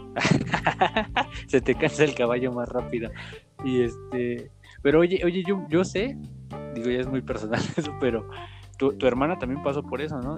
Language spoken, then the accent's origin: Spanish; Tultitlán, State of Mexico, Mexico; yo soy de Tultitlán